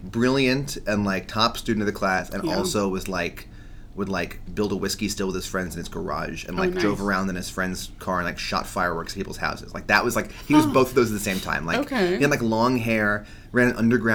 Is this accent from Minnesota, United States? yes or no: no; New York City, New York, United States; Growing up in New York City